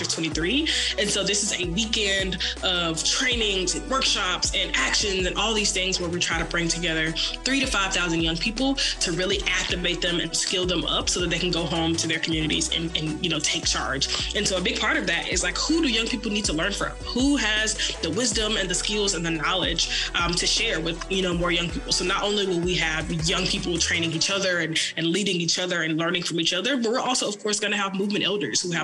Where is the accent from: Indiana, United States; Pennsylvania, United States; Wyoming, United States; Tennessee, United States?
Tennessee, United States; Memphis; moved away as an adult; now in Dallas, United States; I was born and raised in Memphis, so I am a Southerner through and through, but am currently based in Dallas, Texas